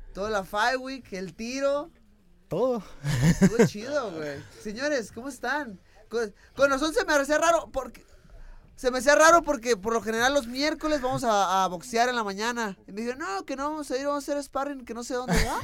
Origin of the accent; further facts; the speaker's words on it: Mexico; soy mexicano, soy latino